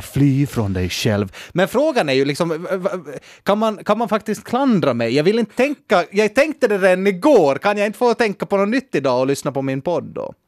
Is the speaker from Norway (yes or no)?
no; Nykarleby, Ostrobothnia, Finland; jag kommer från Nykabi, jag är en enkel man